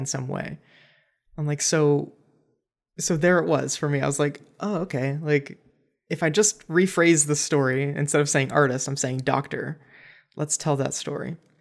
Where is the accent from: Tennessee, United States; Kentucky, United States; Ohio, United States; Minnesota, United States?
Ohio, United States; Cleveland; also born or lived in Los Angeles; now in Columbus, United States; I'm from Cleveland area, not from Columbus, but still Ohio